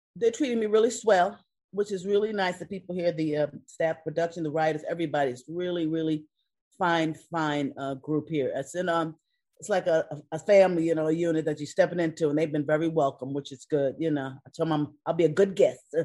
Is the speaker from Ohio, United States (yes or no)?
no; New York, United States; now in California, United States; I'm from New York